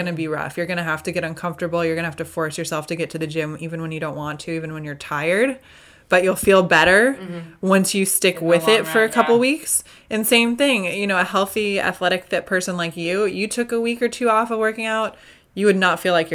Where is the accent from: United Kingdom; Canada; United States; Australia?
United States; Midwest; now in Southern California, United States; I'm from the Midwest